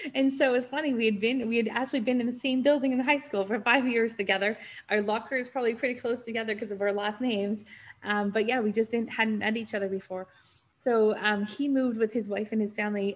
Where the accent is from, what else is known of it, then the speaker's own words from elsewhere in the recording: North Vancouver, British Columbia, Canada; also born or lived in Switzerland; I grew up in Vancouver, just on a suburb of Vancouver called North Vancouver. So I was born and raised there